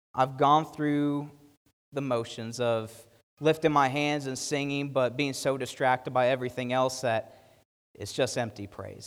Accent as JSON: {"language": "English", "country": "United States", "said": "we, as an American church"}